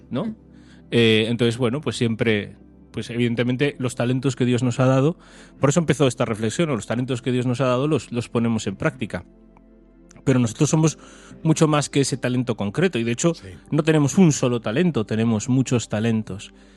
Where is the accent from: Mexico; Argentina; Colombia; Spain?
Spain; A Coruña, Galicia; nosotros somos de Coruña